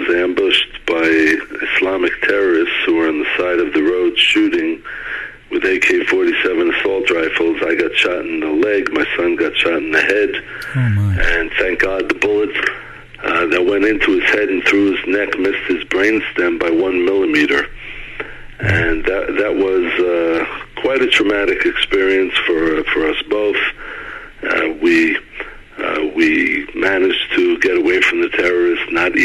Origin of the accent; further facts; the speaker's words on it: New York City, New York, United States; moved away as an adult; also born or lived in Israel / Shiloh; now in Jerusalem, Israel; I was born and raised in a place called Brooklyn